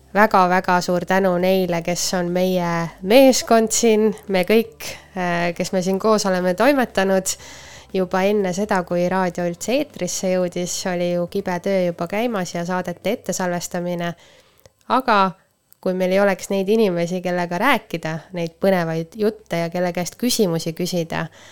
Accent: Põltsamaa, Jõgeva County, Estonia; me oleme Põltsamaalt pärit

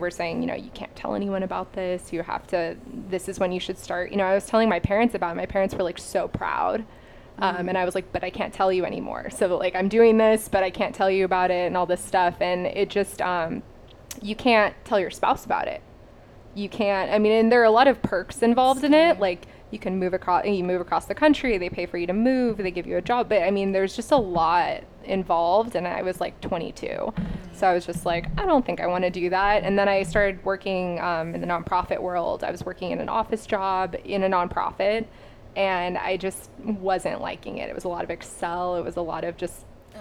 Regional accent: Long Beach, California, United States; I'm from Long Beach. So, mm-hmm. I grew up in Long Beach.

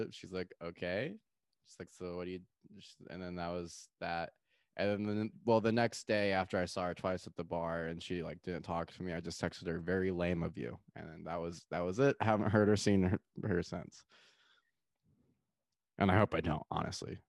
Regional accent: Austin, Texas, United States; I say Austin. And then I'm like, well, I live in Austin

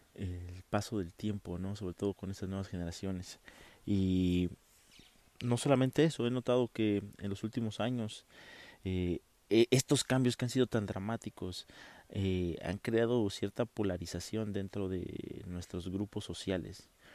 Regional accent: Oaxaca de Juárez, Oaxaca, Mexico; also born or lived in Monterrey / Matamoros; yo soy de una ciudad sureña, yo soy de Oaxaca. Eh, estamos aquí en Oaxaca de Juárez

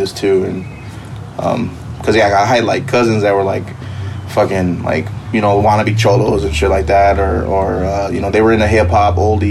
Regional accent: Pomona, California, United States; also born or lived in Monterey Park, California; then we moved to South Pomona, and I grew up in Pomona

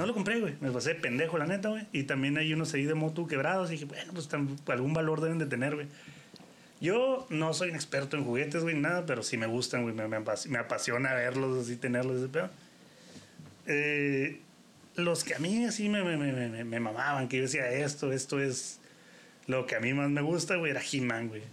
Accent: Mexico; uno como mexicano

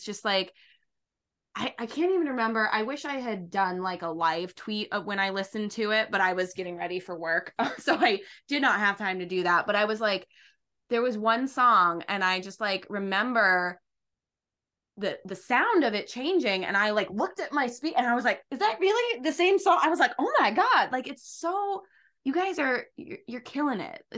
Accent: Derry, New Hampshire, United States; my hometown in Derry, New Hampshire

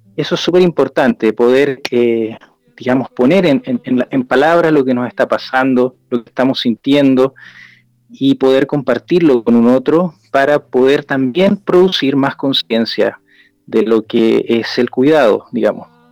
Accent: Chile; en mi país, en Chile

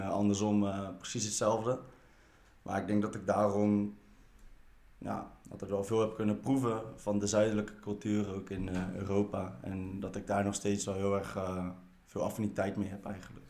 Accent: Netherlands; ik ben wel gewoon geboren en getogen in Nederland

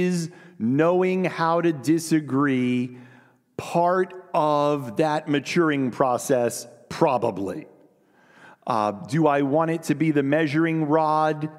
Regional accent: United States; we are American Christians in the 21st century

